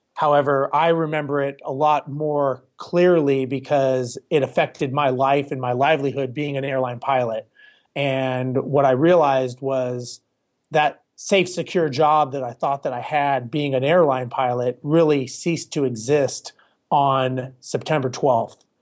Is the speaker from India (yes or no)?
no; Los Angeles, California, United States; now in Houston, United States; born and raised in Los Angeles